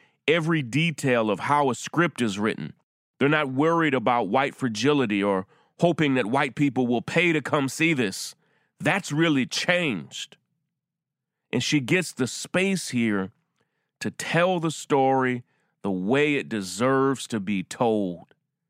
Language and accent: English; Deep South, United States; In 1989, I was just 10 years old, and I was growing up in the Deep South